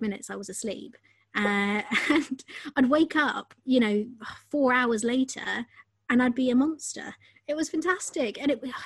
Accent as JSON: {"language": "English", "region": "London", "country": "United Kingdom", "tie": "born or raised there", "said": "growing up in London"}